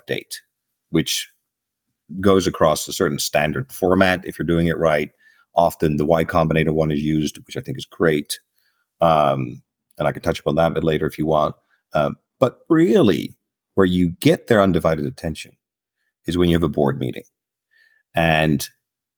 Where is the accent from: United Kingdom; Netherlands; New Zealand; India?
Netherlands; moved away as an adult; also born or lived in United States; I am from Holland, and for the last 20, 25 years, I've been living in the United States and other countries